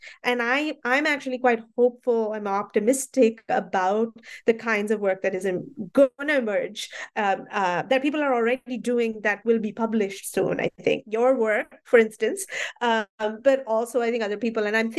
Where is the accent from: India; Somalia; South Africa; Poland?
India; Mumbai, Maharashtra; I grew up in Bombay, and the Bombay that I saw at that time, the Bombay that was becoming Mumbai, was very different